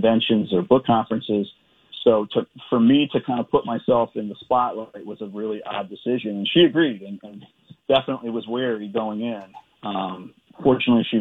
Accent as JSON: {"language": "English", "town": "Edgewood", "region": "Maryland", "country": "United States", "tie": "born or raised there", "said": "I grew up in this, you know, working class town named Edgewood"}